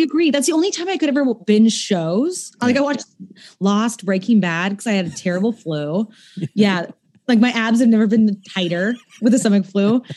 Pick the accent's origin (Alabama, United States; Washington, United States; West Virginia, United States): Washington, United States; Seattle; moved away; I grew up in Seattle